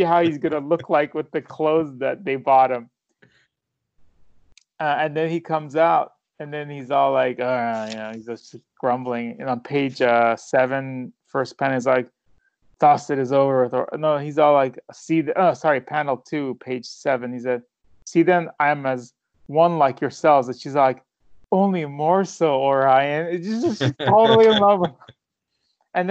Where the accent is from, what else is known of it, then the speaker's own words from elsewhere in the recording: Iran; moved away; I'm from Iran